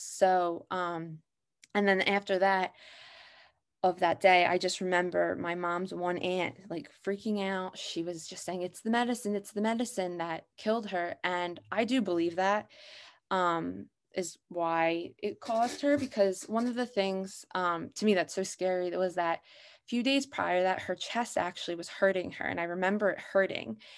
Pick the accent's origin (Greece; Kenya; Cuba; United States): United States; Abington, Pennsylvania; I'm from Abington, Pennsylvania